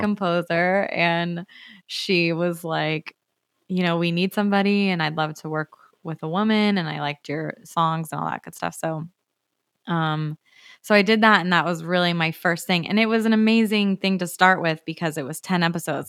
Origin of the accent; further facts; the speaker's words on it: Arizona, United States; moved away as an adult; now in Los Angeles, United States; I'm from Arizona originally